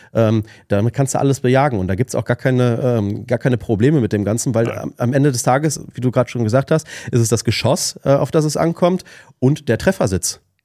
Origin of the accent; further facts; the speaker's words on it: Ruhr area, North Rhine-Westphalia, Germany; ich komme aus, aus dem Ruhrgebiet